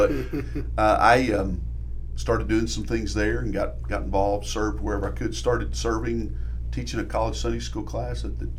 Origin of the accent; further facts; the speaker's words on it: Oklahoma, United States; also born or lived in Carnegie, Oklahoma; I grew up in Jeron, Oklahoma.